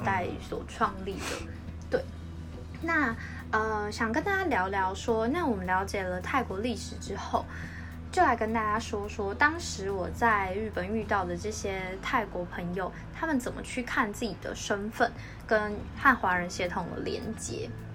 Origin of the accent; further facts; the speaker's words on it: Taiwan; 我们一起来台湾长大